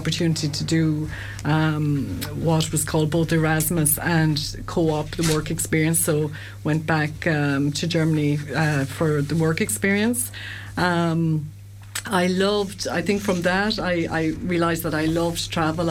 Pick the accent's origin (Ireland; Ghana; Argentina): Ireland; Shannon, Munster; I grew up in Shannon